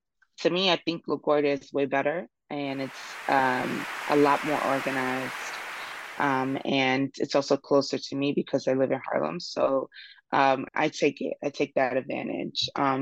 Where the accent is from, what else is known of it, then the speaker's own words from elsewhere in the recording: Nigeria; Yeah, I'm Nigerian.